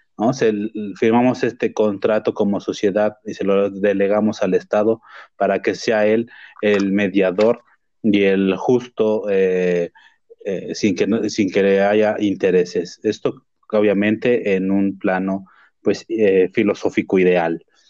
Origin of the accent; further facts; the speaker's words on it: Mexico; como mexicano